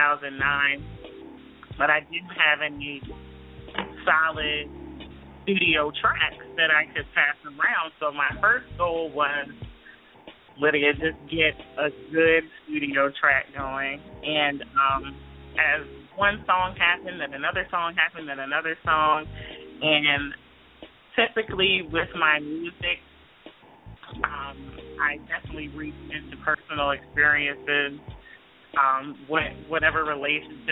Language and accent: English; New Jersey, United States; also born or lived in Philadelphia; now in Los Angeles, United States; I'm originally from South Jersey.